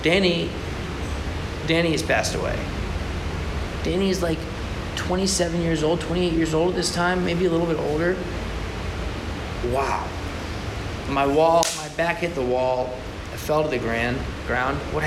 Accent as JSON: {"language": "English", "country": "United States", "said": "as an American Jew"}